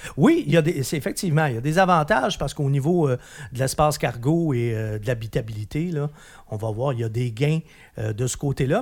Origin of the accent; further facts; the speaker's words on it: Quebec, Canada; chez nous, au Québec, on l'aimait beaucoup